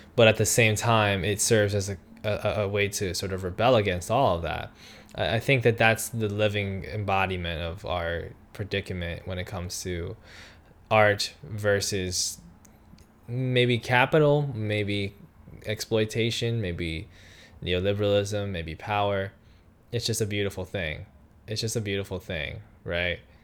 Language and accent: English; New York, United States; I'm from New York as well